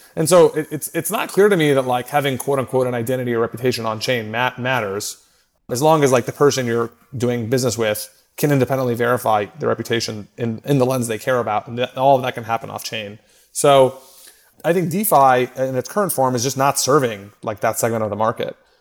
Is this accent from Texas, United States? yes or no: yes; Austin, Texas, United States; moved away as an adult; also born or lived in New York; I grew up in Austin.